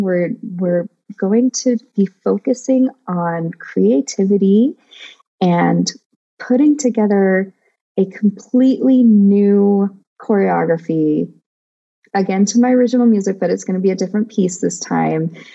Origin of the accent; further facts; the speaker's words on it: United States; I'm Greek, Hungarian, and Persian by blood, and I'm American by, you know, culture.